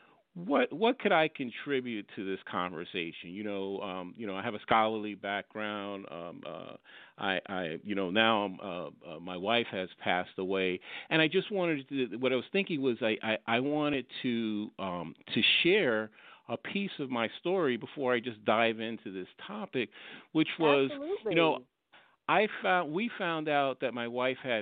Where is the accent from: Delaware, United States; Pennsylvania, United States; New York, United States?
New York, United States; also born or lived in Fort Lauderdale, Florida; at that time we were living in South Florida, in the Fort Lauderdale area, and so, we're from New York, so we came up to New York